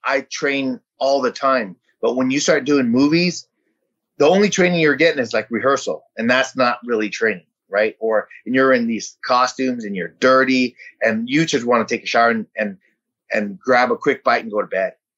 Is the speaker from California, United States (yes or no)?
yes; San Jose, California, United States; English is a second language; also born or lived in Vietnam; my grandfather got on his feet, and we bought a house in San Jose. And you know, we were that typical family that um, that you know, twelve to a four bedroom house